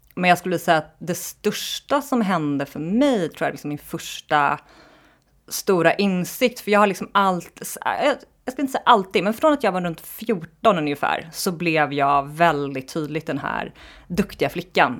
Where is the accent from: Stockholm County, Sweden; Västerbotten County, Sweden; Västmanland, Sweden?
Stockholm County, Sweden; Lidingö; jag är uppvuxen i Stockholm, på Lidingö, en förort utanför Stockholm